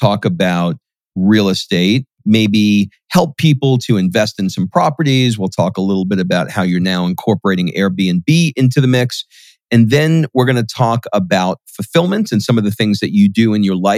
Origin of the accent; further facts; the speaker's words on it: New York, United States; a kid growing up in New York in a shitty apartment